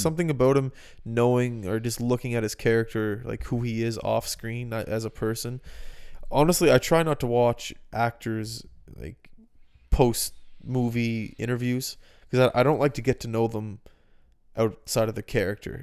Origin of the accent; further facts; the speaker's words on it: Halifax, Nova Scotia, Canada; moved away; I lived in two houses growing up in Halifax